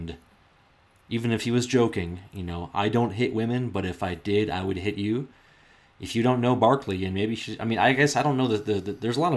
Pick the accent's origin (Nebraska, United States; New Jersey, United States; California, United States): Nebraska, United States; Omaha; the coach that I grew up with in Omaha